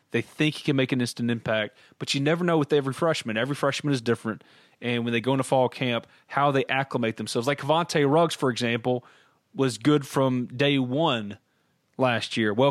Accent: New Albany, Mississippi, United States; New Albany, my hometown

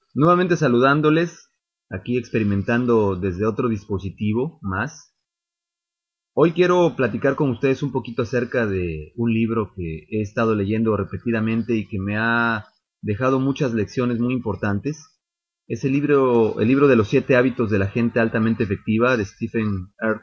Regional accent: Mexico; como mexicanos

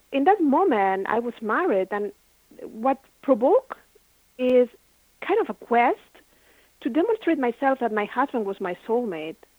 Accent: Barcelona, Catalonia, Spain; moved away; I had my own business in Spain. I'm from Barcelona

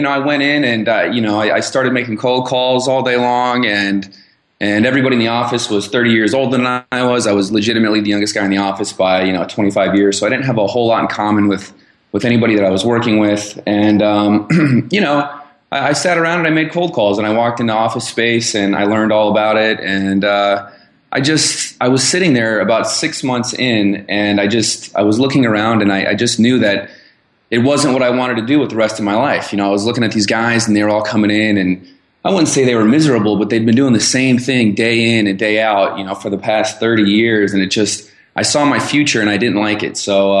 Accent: Arizona, United States; born there; I was born in Arizona and went to Arizona State University.

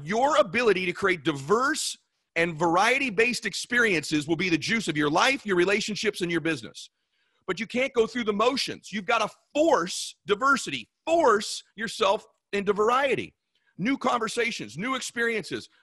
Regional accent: California, United States; I was from California

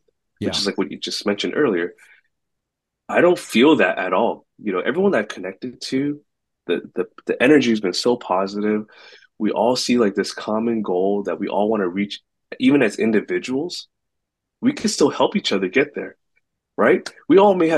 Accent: Bay Area, California, United States; I grew up in a diverse community in the Bay Area

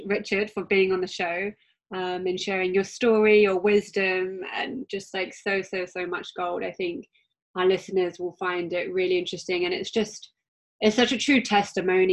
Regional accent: United Kingdom; accent: British; my British accent

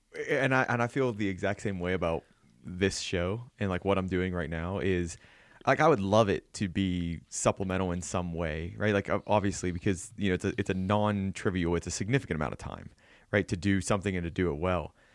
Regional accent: southwestern Pennsylvania, United States; moved away; I'm from, you know, originally, you know, southwestern Pennsylvania

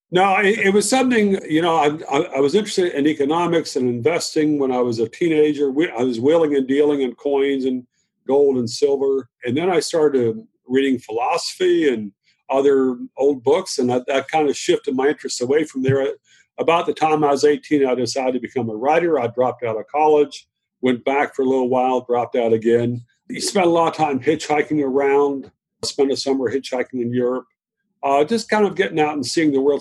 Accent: Virginia, United States; also born or lived in Shenandoah Valley; I was raised in the South in Virginia

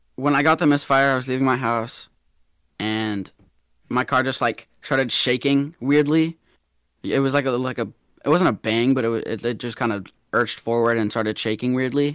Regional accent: Atlanta, Georgia, United States; I'm from Atlanta, Georgia, born and raised

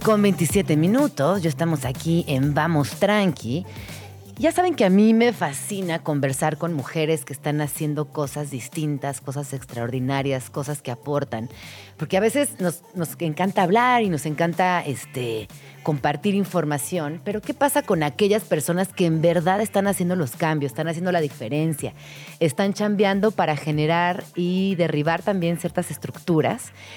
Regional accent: Mexico City, Mexico; quienes somos pues, personas chilangas, eh, crecimos entre el metro, el micro, micro

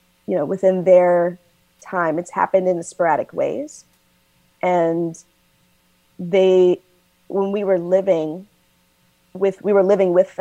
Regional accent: Nashville, Tennessee, United States; moved away; also born or lived in Maryland / Washington, District of Columbia, United States / Brooklyn, New York; I'm from Nashville originally. I lived in Maryland area, DC. I was in Brooklyn for at least 17 years

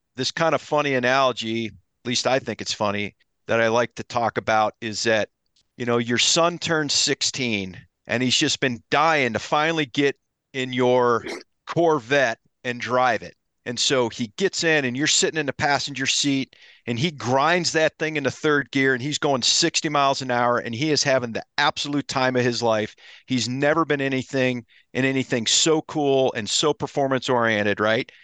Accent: Ohio, United States; I grew up in Ohio, so I love to whitetail hunt

